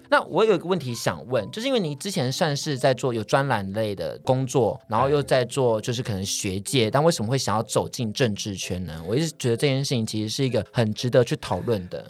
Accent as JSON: {"language": "Chinese", "town": "Keelung", "country": "Taiwan", "said": "我们自己就是从小住基隆"}